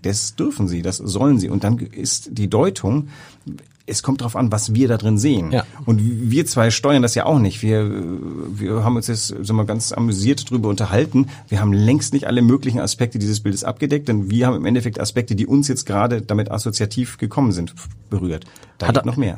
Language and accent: German; West Germany, Germany; als Wessi